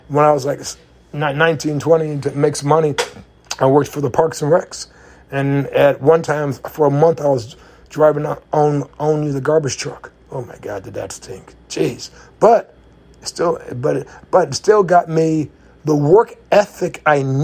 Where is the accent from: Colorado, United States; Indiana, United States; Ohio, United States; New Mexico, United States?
Indiana, United States; moved away; I'm from Indiana